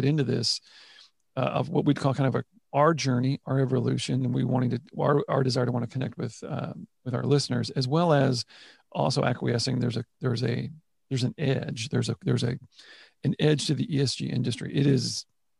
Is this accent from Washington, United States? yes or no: no; Houston, Texas, United States; I saw the ups and downs of the industry from the time I was born here in Houston